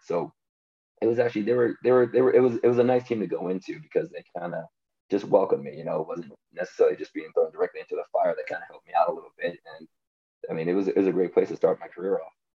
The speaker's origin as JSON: {"language": "English", "town": "San Diego", "region": "California", "country": "United States", "tie": "born or raised there", "said": "growing up in San Diego"}